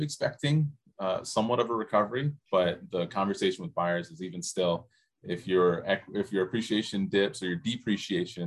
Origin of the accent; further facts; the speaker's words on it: Michigan, United States; moved away as an adult; now in Hawaii, United States; When I grew up in Michigan